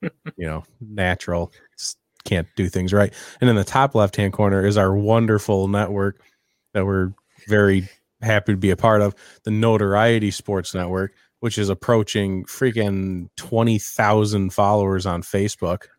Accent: Western New York, United States; I'm from Western New York

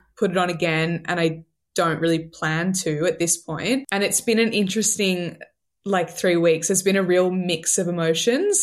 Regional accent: Sydney, New South Wales, Australia; I'm from Sydney, Australia. I'm twenty-seven. I grew up here

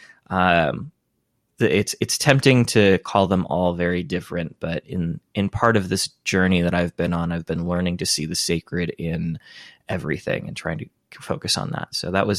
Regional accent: Spokane, Washington, United States; now in ?; I grew up in the Pacific Northwest for the most part, in and out of the country a little bit. My folks were missionaries, always back to Spokane, Washington.

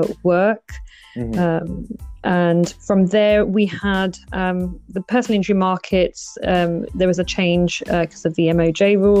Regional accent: Birmingham, West Midlands, United Kingdom; also born or lived in Nottingham / Guildford; it then brought me back eventually to Birmingham, my hometown.

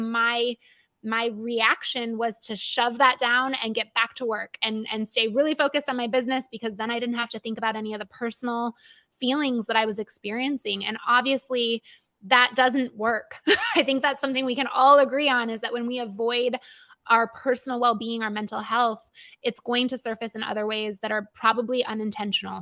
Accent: Michigan, United States; my home state of Michigan

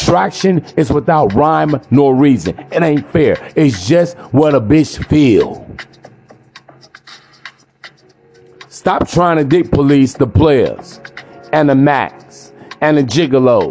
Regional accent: United States; I'm American born and bred

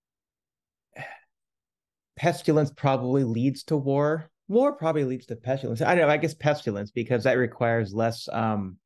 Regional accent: Kansas City, United States; I come from Kansas City

